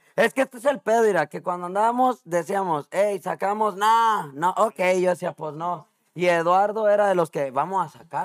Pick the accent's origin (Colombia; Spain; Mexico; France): Mexico; now in Chicago, United States; Yo crecí con ellos en México